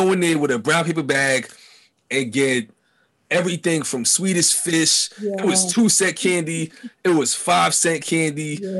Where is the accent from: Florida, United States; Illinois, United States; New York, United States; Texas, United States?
New York, United States; New York City; born or raised there